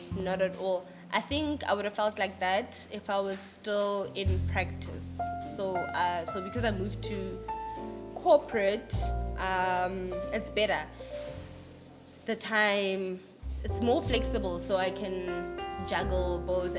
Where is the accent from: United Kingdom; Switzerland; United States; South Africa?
South Africa; Pretoria, Gauteng; now in Johannesburg, South Africa; I'm originally from Pretoria moved to Joburg